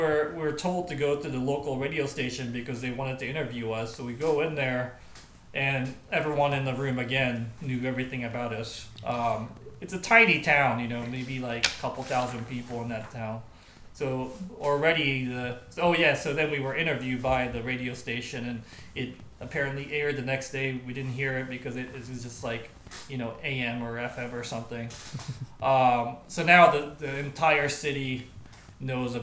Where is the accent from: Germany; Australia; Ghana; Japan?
Japan; now in United States; my home country of Japan